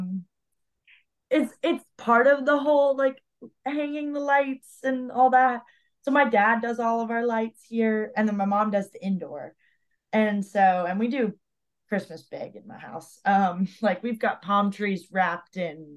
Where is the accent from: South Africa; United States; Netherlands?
United States; Florida; I'm from Florida